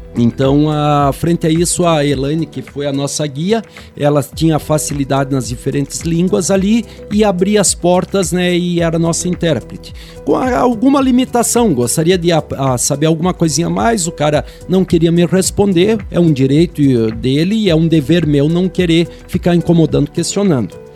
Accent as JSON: {"language": "Portuguese", "country": "Brazil", "said": "nós Sim. brasileiros, que a gente é muito aberto"}